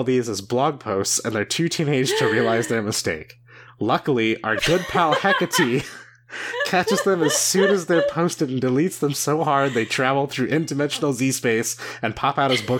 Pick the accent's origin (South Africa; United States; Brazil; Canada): Brazil; I'll only say I'm from Brazil